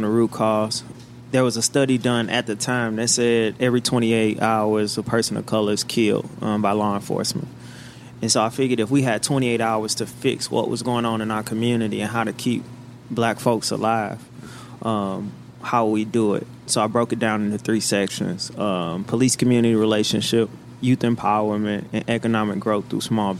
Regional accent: St. Louis, Missouri, United States; We're both from the South Side

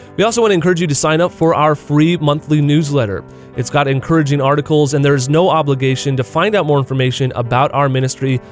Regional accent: United States; as an American

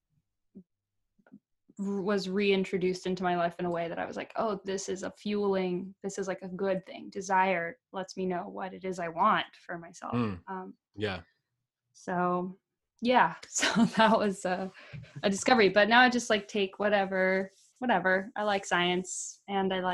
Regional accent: West Palm Beach, Florida, United States; first language Portuguese; English is a second language; moved away as an adult; also born or lived in Goiânia, Brazil; now in New York, United States; I was born in Brazil, raised in West Palm Beach, Florida. And I moved to New York shortly after college in 2013.

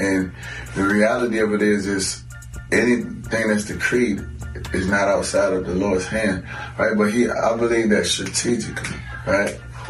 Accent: New Orleans, Louisiana, United States; So I'm from New Orleans, you heard me.

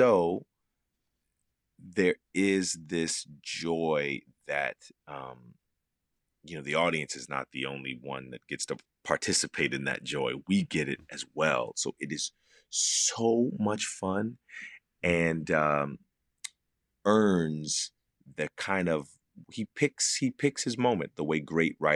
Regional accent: Philadelphia, Pennsylvania, United States; moved away; I grew up in Philadelphia, which is just a couple of hours away

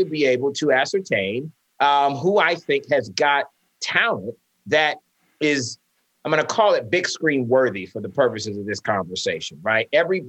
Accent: St. Petersburg, Florida, United States; I grew up in St. Pete, Florida, and my high school was only 10% Black.

